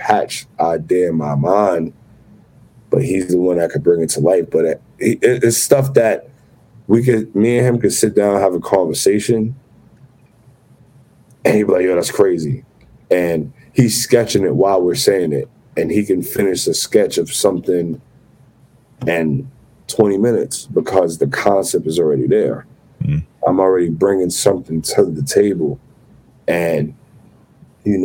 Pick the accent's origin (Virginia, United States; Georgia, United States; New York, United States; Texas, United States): New York, United States; New York City; We're both from the Bronx